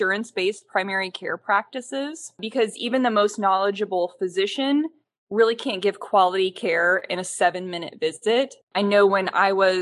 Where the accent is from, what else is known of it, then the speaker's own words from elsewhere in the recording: Nebraska, United States; So I'm from Nebraska. I trained there.